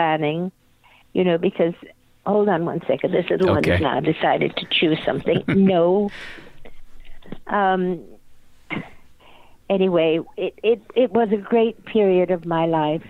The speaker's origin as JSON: {"language": "English", "region": "England", "country": "United Kingdom", "tie": "born or raised there", "moved": "yes", "lives_now": "Studio City, United States", "said": "I was born in England and miss it terribly, my soul is in England and my heart is here"}